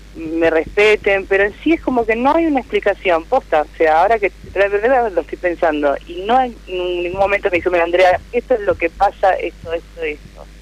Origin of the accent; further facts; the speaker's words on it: Lanús, Buenos Aires Province, Argentina; yo soy de Lanús, acá de zona